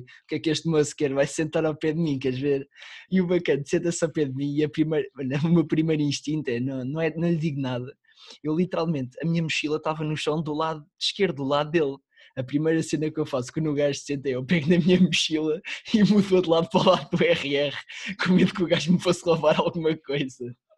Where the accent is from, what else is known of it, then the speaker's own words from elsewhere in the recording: the North, Northern Portugal, Portugal; eu nasci no Norte